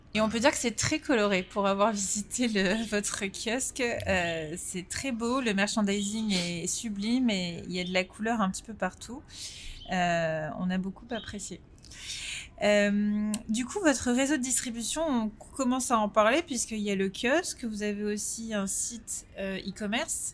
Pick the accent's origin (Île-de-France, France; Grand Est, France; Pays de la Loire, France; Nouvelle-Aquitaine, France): Île-de-France, France; Paris; en tant que Français parisiens